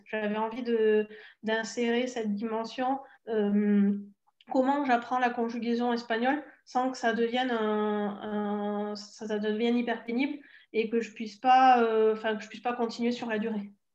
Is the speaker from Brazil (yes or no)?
no; the South, southern France, France; accent: southern; j'ai l'accent du sud aussi, et je pense pas tout à fait du sud